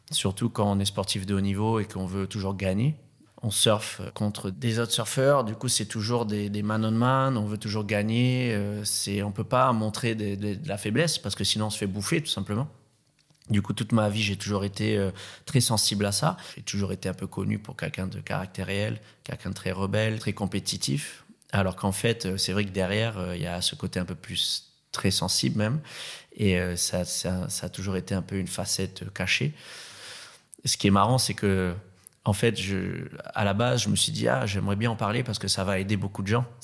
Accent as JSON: {"language": "French", "country": "Réunion", "tie": "born there", "said": "euh, je suis né à La Réunion, surfeur professionnel depuis très très longtemps."}